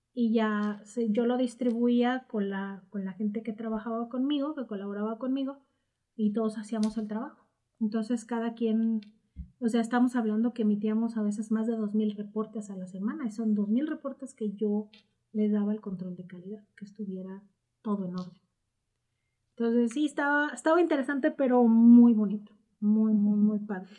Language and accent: Spanish; Morelia, Michoacán, Mexico; Soy, soy de Morelia.